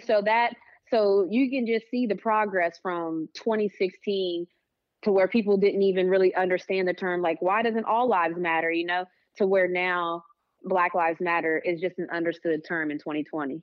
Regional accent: West Virginia, United States; now in Atlanta, United States; I'm homegrown. Like, I tell people all the time, like, "Yeah, I'm from West Virginia."

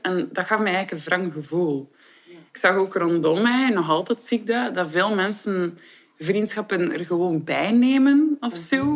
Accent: Ostend, Flanders, Belgium; Ik ben 34 jaar en ik ben van Oostende.

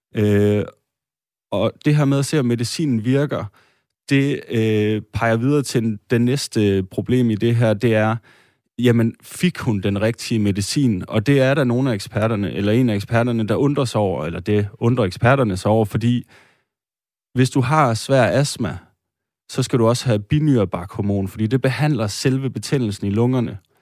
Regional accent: Denmark; Vi øh, sidder her, øh, tre etniske danskere

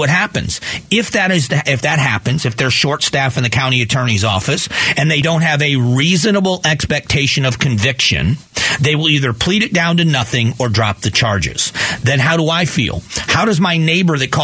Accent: Fort Myers, Florida, United States; now in Arizona, United States; the places I grew up in: Fort Myers, Florida, Fort Myers Beach, Sanibel and Captiva Islands, Pine Island

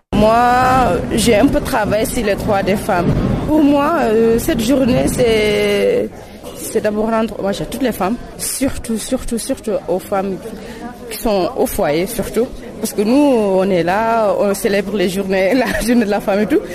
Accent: Mauritania

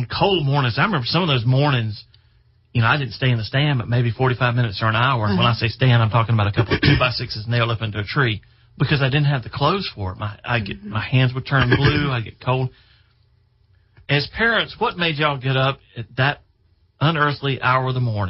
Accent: Greenville, South Carolina, United States; also born or lived in Chester, South Carolina; we moved from Chester to Greenville

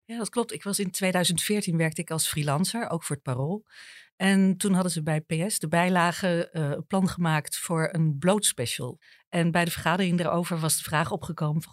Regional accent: Apeldoorn, Gelderland, Netherlands; moved away as an adult; now in Amsterdam, Netherlands; Ik kwam uit Apeldoorn, niet veel gewend

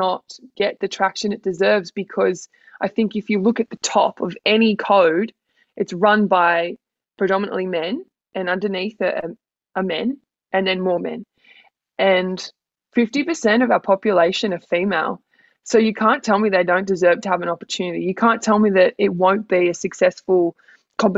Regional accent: Grafton, New South Wales, Australia; also born or lived in Gold Coast; now in Sydney, Australia; I'm a girl from Grafton, and I now live the big city life

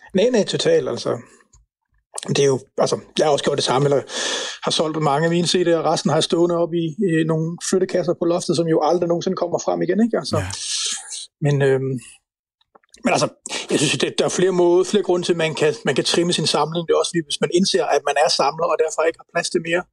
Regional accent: Central Jutland, Central Denmark Region, Denmark; Grænsted, hvor jeg voksede op

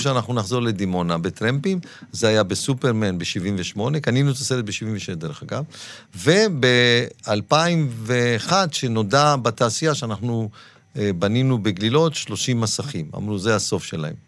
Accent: Dimona, Southern District, Israel; moved away; also born or lived in Tangier, Morocco; אני גדלתי בדימונה

